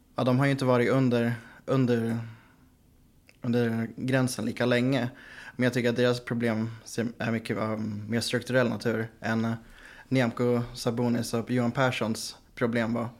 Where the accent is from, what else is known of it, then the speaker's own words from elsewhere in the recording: Västerås, Västmanland, Sweden; now in Gothenburg, Sweden; Jag bor i Göteborg. Jag är från Västerås